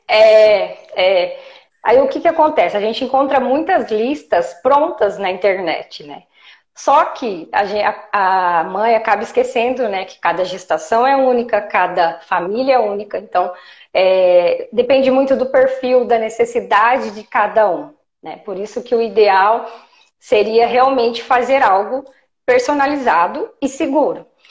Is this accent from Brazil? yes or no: yes; Jundiaí, São Paulo, Brazil; eu sou de Jundiaí, eu atendo Jundiaí, Campinas e região também